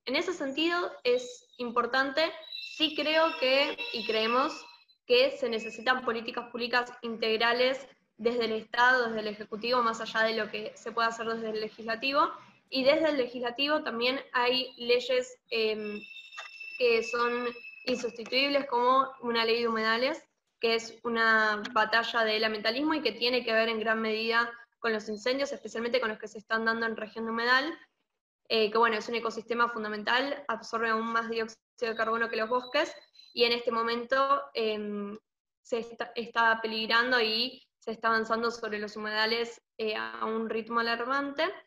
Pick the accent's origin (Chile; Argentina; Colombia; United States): Argentina; lo que estamos atravesando como Argentina